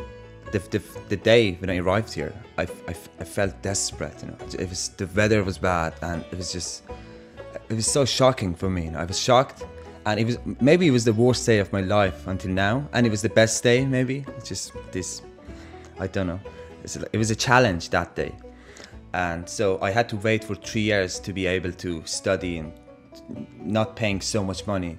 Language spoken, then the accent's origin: English; Iran; now in Dublin, Ireland; I'm from Iran